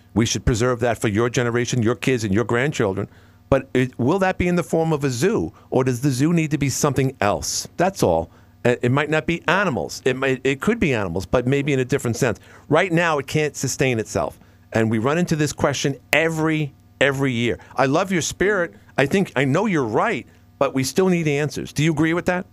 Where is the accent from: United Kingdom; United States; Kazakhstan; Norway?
United States; New York City, New York; now in Watertown, United States; my hometown in Woodhaven, Queens